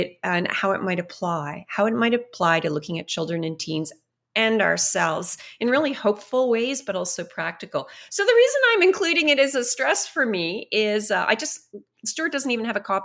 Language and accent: English; Canada; as Canadians